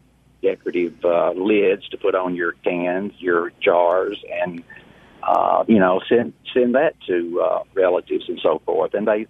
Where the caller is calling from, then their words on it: South Haven, Michigan, United States; Hello. Yes, I'm from South Haven.